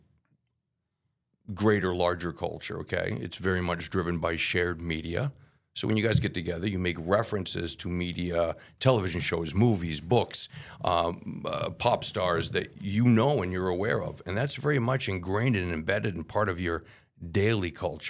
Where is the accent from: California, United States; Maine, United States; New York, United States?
Maine, United States; moved away; I grew up in Maine